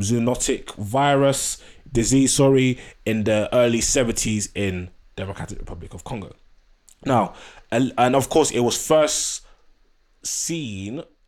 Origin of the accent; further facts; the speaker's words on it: Nigeria; I'm Nigerian